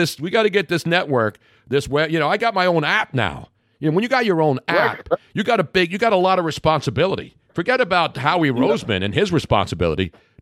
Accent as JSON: {"language": "English", "town": "Philadelphia", "region": "Pennsylvania", "country": "United States", "tie": "born or raised there", "said": "That's where I grew up in South Philly."}